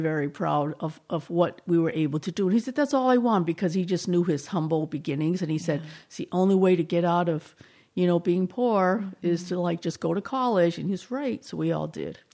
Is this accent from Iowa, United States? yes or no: no; Boston, Massachusetts, United States; accent: slight Boston; moved away as an adult; now in San Luis Obispo, United States; I grew up there and actually right in Chinatown